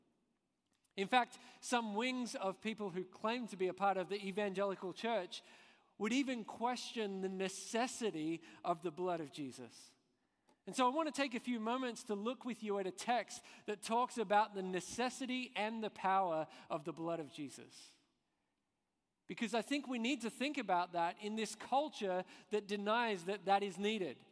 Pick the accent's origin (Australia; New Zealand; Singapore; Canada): Australia; moved away as an adult; also born or lived in Scotland; I'm Australian but I spent the last few years in Scotland